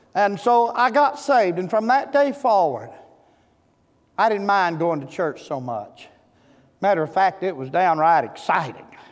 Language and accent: English; Seed Tick, Texas, United States; I'm from Seed Tick, Texas.